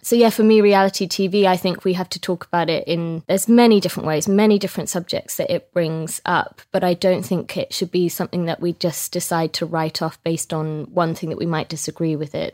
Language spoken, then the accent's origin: English; Scotland, United Kingdom; I'm Scottish